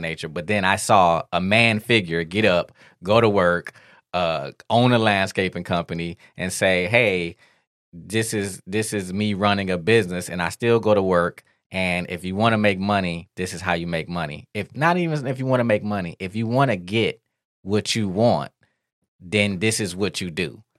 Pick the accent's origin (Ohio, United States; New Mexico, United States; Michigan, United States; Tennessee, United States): Michigan, United States; Detroit; we grew up in Detroit